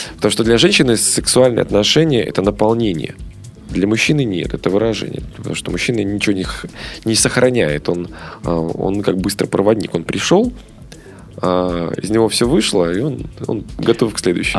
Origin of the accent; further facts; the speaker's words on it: Belarus; в Беларуси, да, откуда я родом